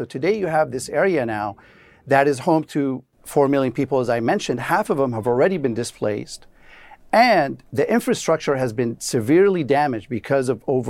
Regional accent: Damascus, Damascus Governorate, Syria; now in United States; I'm a Syrian American. I was born and raised in Damascus

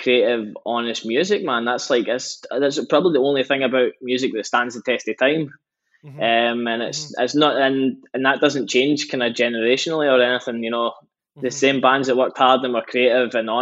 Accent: between Glasgow and Edinburgh, Scotland, United Kingdom; growing up, we stay in between Glasgow and Edinburgh.

